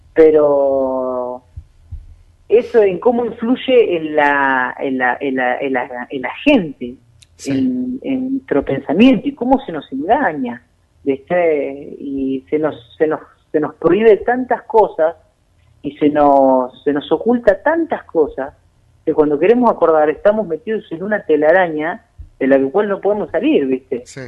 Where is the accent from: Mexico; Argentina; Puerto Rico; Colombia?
Argentina; also born or lived in La Pampa; Nosotros, como pueblo, como Argentina